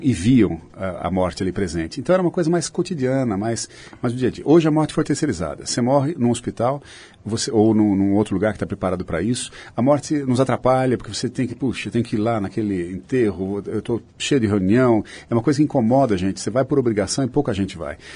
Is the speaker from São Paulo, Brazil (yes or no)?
yes; Sorocaba, São Paulo, Brazil; eu sou de Sorocaba